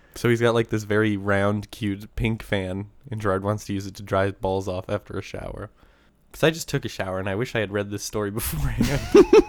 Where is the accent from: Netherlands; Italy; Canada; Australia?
Canada; Bow River, Alberta; born or raised there